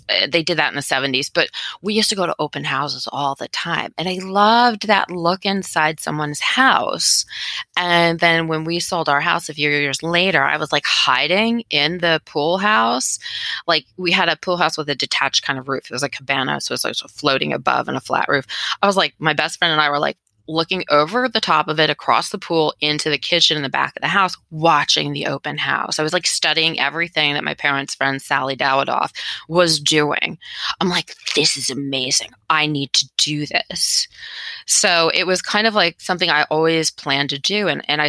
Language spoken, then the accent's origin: English; Palo Alto, California, United States; I grew up in Palo Alto, which is like the heart of Silicon Valley.